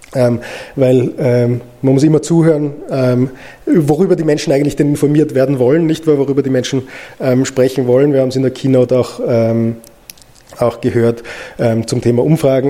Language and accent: German; Austria; ich als Österreicher